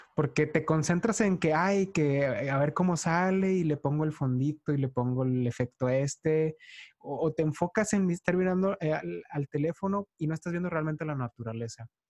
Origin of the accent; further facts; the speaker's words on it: Mexico; soy mexicano